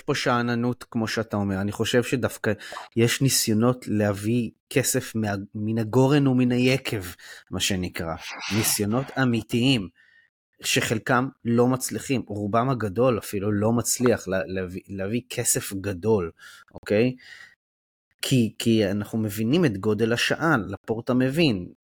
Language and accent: Hebrew; Israel; also born or lived in Givatayim; בתור אה, ישראלי